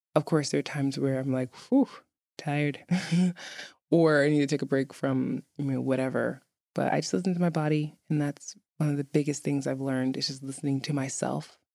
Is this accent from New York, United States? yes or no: yes; New York City, New York, United States; moved away as an adult; now in Reykjavik, Iceland; where I'm from in, in New York City. I'm from Brooklyn